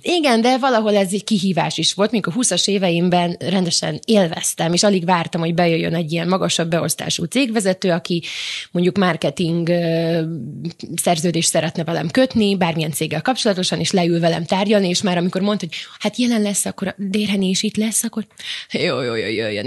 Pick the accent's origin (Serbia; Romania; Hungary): Serbia; Vojvodina; moved away; vajdaságban eleve kisebbségben éltünk, nőttünk fel